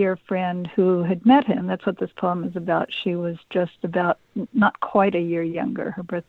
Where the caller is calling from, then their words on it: Orcas Island, Washington, United States; I'm calling from Orcas Island, the San Juan Islands of Washington State.